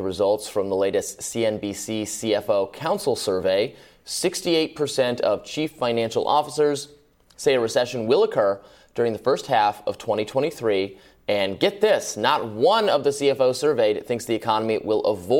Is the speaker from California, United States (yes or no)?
no; Michigan, United States; I'm from Michigan.